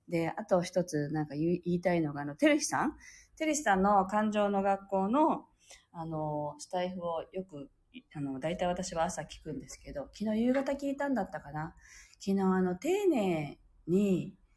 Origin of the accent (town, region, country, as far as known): Okinawa, Japan